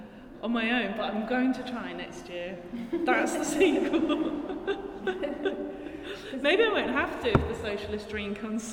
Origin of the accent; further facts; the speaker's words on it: United Kingdom; inflicted by childhood growing up in Thatcher's Britain.